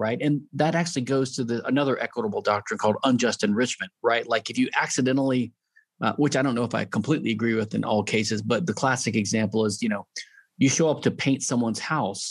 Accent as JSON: {"language": "English", "region": "Louisiana", "country": "United States", "said": "I'm from Louisiana"}